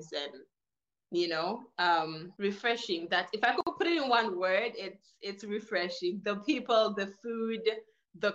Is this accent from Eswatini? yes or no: no; Namibia; also born or lived in Angola / Portugal; now in China; My origin is Angola. My grandparents are from Portugal, but I was raised in Namibia